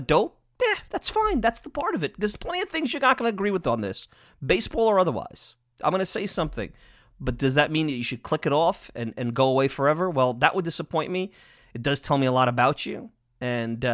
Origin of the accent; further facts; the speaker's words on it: Long Island, New York, United States; I'm biased from Long Island